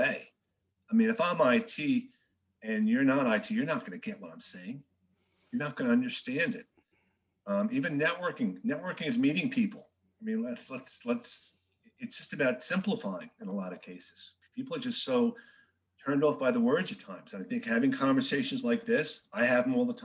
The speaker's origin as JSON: {"language": "English", "region": "New Jersey", "country": "United States", "tie": "born or raised there", "also_born_or_lived": "Bronx, New York City", "said": "I was born in the city, grew up in New Jersey, been in New Jersey just about my whole life"}